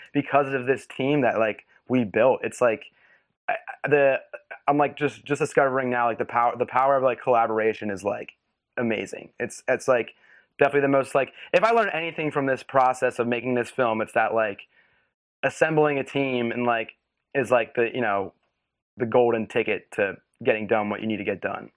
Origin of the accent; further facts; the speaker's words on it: West Chester, Pennsylvania, United States; moved away; I grew up in Westchester, Pennsylvania, which is, like, a suburb right outside of Philly